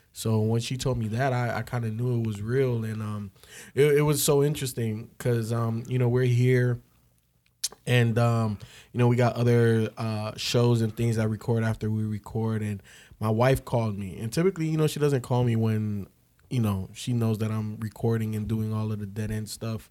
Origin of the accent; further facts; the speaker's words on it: Chicago, Illinois, United States; I grew up in Chicago